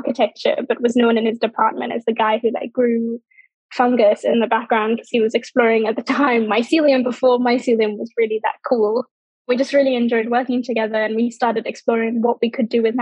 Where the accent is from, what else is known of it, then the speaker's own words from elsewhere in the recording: Sri Lanka; growing up in Sri Lanka